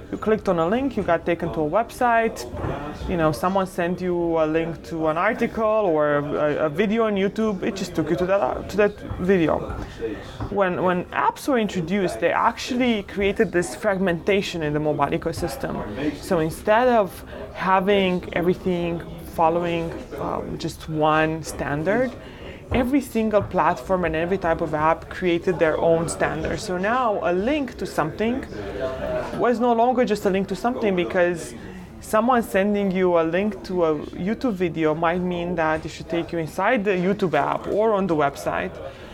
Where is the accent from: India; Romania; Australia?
Romania; moved away as an adult; now in United States; was born and raised in Romania during communism